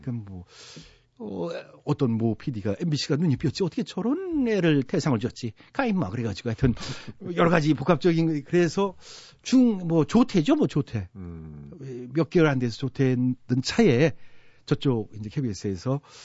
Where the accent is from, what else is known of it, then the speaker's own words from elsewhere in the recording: Chungcheong, South Korea; 제가 충청도 출신이니까